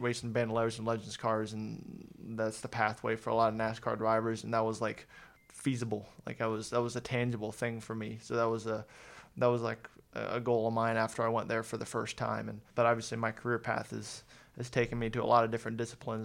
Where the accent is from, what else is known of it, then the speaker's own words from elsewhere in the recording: Mooresville, North Carolina, United States; also born or lived in Columbus, Ohio; I consider myself from North Carolina